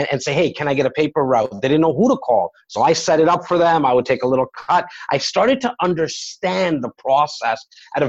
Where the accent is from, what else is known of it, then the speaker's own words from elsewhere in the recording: Toronto, Ontario, Canada; born and raised in Rexdale, a little area in Etobicoke